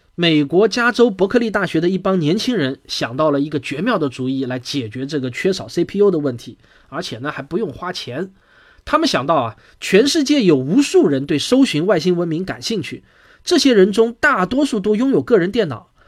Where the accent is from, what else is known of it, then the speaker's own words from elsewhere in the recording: China; 我们中国人